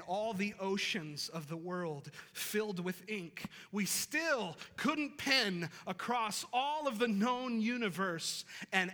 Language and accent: English; western New York, United States; now in Boone, United States; I'm not from this area, and I grew up in a city in western New York